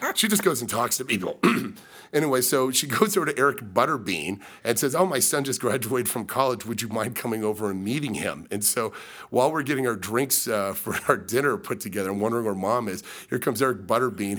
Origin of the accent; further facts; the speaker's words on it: Las Vegas, Nevada, United States; growing up in Vegas